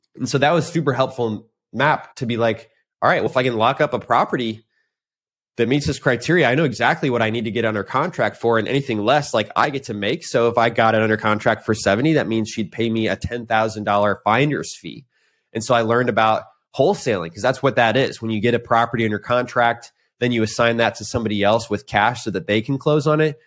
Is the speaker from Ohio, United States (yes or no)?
no; St. Louis, Missouri, United States; moved away as an adult; also born or lived in Indianapolis, Indiana; now in Austin, United States; I grew up in Saint Louis and Indianapolis